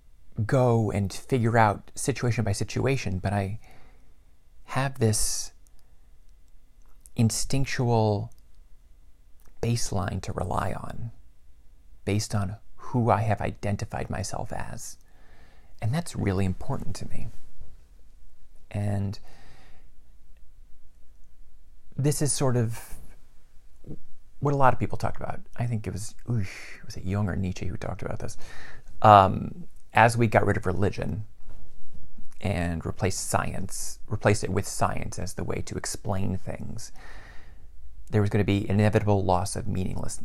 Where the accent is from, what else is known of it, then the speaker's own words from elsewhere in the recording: Mid-Atlantic, United States; I'm male. I'm white. I have family that comes from the Midwest. I came from the Mid-Atlantic.